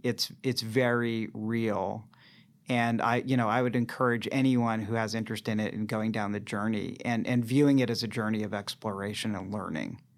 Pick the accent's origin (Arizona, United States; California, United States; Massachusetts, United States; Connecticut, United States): Massachusetts, United States; Boston; now in San Francisco, United States; I'm from the Boston area